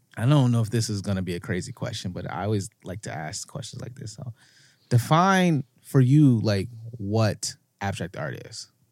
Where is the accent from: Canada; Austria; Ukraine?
Canada; also born or lived in United States; being an American and growing up in Canada